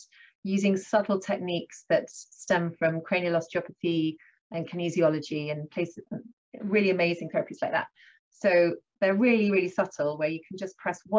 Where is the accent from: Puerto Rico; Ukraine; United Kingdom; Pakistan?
United Kingdom; Sussex, South East England; moved away as an adult; also born or lived in South Africa / Cranleigh, Surrey / Edinburgh; now in near Bicester, United Kingdom; I come from Sussex. That's where I grew up, although I was born in South Africa.